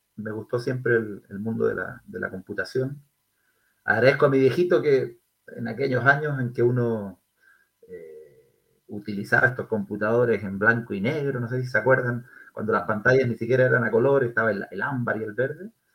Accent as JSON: {"language": "Spanish", "town": "Concepción", "region": "Biobío", "country": "Chile", "tie": "born or raised there", "moved": "yes", "said": "soy de Concepción, soy penquista, como, como probablemente muchos de los, auditores. Eh, nacido y criado en, nuestra Concepción"}